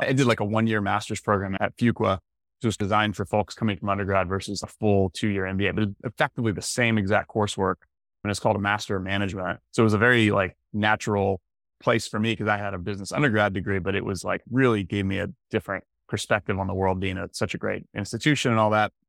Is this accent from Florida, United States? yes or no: yes; Tallahassee, Florida, United States; I'm from Florida, from Tallahassee, Florida originally.